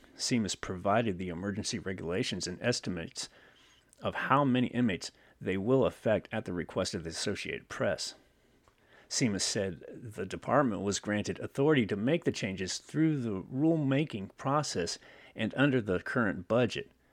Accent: California, United States; also born or lived in Newark, California / Otay Mesa, San Diego, California; one of you is in my hometown where I'm at right now

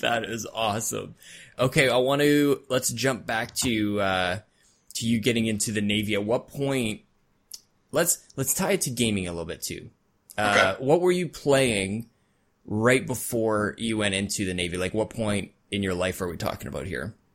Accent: Canada; I'm Canadian

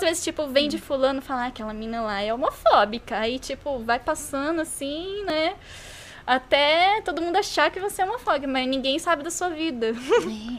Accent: Brazil; a gente é brasileiro

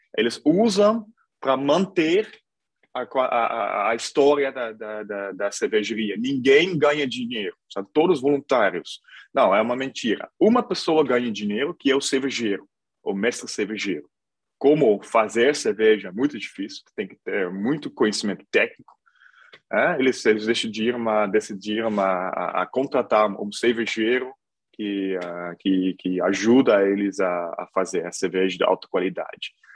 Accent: Hilvarenbeek, North Brabant, Netherlands; Portuguese is a second language; moved away as an adult; also born or lived in Brazil; cidade de Hilvarenberg, no sul da Holanda, onde eu estou também agora, onde eu nasci

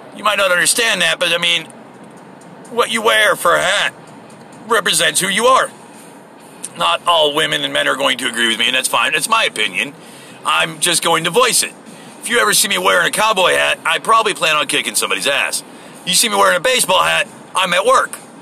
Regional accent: United States; I am American

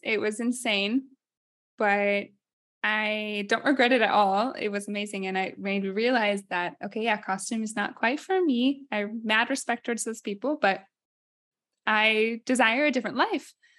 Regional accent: Ames, Iowa, United States; moved away as an adult; also born or lived in Minnesota / Rome, Italy; now in Città di Castello, Italy; I'm from Iowa

